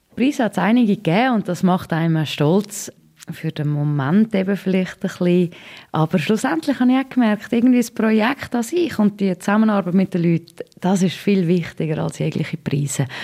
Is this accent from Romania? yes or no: no; Switzerland; als Schweizerin